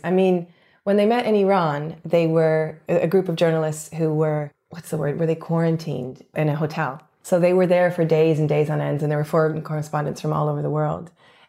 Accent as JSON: {"language": "English", "country": "Canada", "said": "to say I'm Canadian because that's what people will immediately understand and acknowledge because of my accent. I tend to sometimes say also, you know, I'm half Canadian, half Brazilian, because that's the quick answer."}